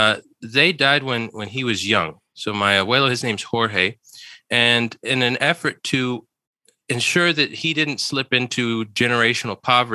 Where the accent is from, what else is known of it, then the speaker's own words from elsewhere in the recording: Somerset, New Jersey, United States; moved away; also born or lived in Charleston, South Carolina / Philadelphia; Yeah, so I grew up close to New Brunswick, so very close to Rutgers University's main campus area in a place called Somerset, New Jersey. It was in the township known as Franklin Township.